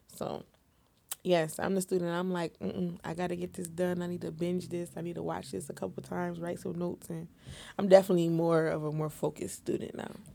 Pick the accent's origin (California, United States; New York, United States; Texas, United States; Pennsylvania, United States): New York, United States; Syracuse; I'm located in the Syracuse area, you know, upstate New York, Central